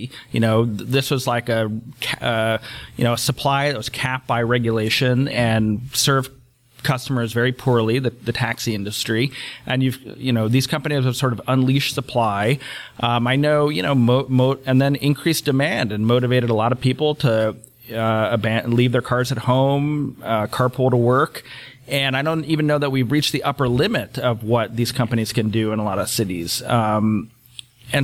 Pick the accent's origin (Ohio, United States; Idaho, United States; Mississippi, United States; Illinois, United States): Ohio, United States; Cleveland; Like, I'm from Cleveland, Ohio. I cannot imagine that it's very high on anybody's travel list.